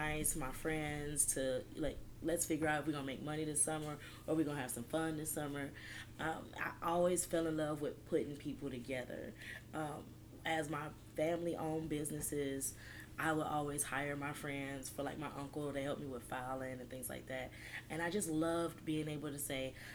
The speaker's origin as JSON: {"language": "English", "town": "Detroit", "region": "Michigan", "country": "United States", "moved": "as an adult", "lives_now": "San Antonio, United States", "said": "I'm a transplant from Detroit. I've been living in this city for about 7 years now."}